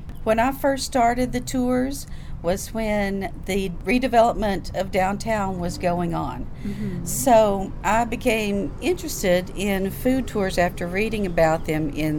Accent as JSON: {"language": "English", "town": "Greeneville", "region": "Tennessee", "country": "United States", "tie": "born or raised there", "moved": "yes", "lives_now": "Knoxville, United States", "said": "And I grew up in Greenville, Tennessee, Greene County. That's very near here. It's only about an hour and a half northeast of Knoxville. And I lived on a farm growing up."}